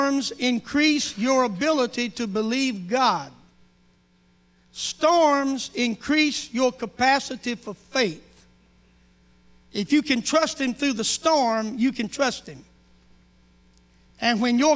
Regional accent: North Carolina, United States; moved away as an adult; now in Oklahoma, United States; I'm from North Carolina. My wife and I moved to South Carolina 3 months after we got married and lived there till we moved to Oklahoma

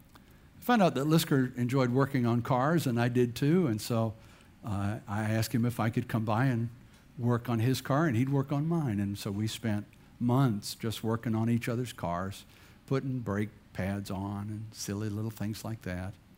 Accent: Bladenboro, North Carolina, United States; moved away; also born or lived in Chesapeake, Virginia; I grew up in Bladenboro, North Carolina, which is a town smaller than way smaller than this church

